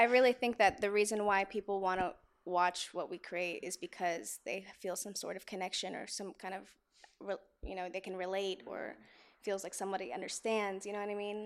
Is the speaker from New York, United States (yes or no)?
no; Atlanta, Georgia, United States; now in Los Angeles, United States; I am from Atlanta, Georgia